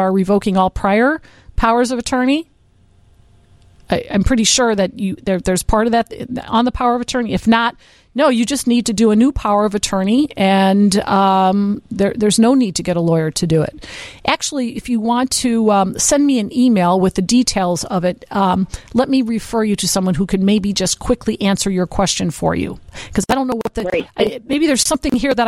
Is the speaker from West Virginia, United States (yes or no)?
no; Berwyn, Illinois, United States; I'm from Berwyn